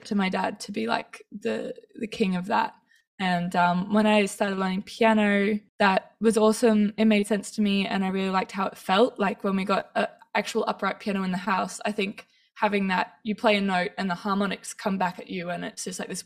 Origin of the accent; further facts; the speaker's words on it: Townsville, Queensland, Australia; I grew up in Townsville, so there weren't actually that many percussionists.